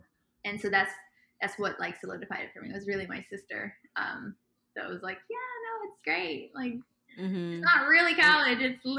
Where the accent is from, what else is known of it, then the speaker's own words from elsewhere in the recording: Dubai, United Arab Emirates; also born or lived in Ethiopia; So I was about 5 or 6 years old when we left Ethiopia, my entire family. And we grew up in Dubai